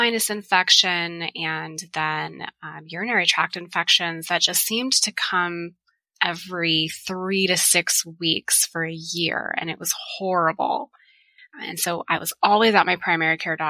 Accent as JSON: {"language": "English", "town": "Tucson", "region": "Arizona", "country": "United States", "tie": "born or raised there", "said": "I was born and raised in Tucson"}